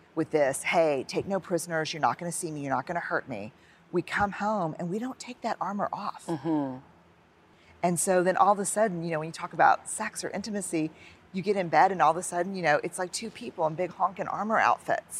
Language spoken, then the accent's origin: English; New Orleans, Louisiana, United States; raised Catholic mm-hmm. because I went to Catholic schools in New Orleans